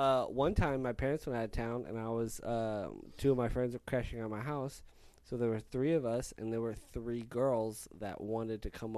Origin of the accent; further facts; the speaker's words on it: Rio Grande Valley, Texas, United States; moved away; the university in my town.